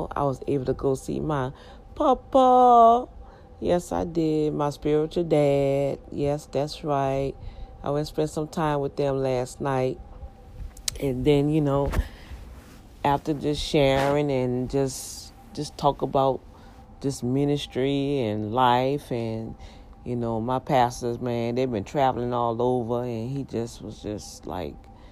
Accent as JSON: {"language": "English", "town": "New Orleans", "region": "Louisiana", "country": "United States", "tie": "born or raised there", "moved": "yes", "said": "I grew up here in Louisiana on the West Bank, the best bank"}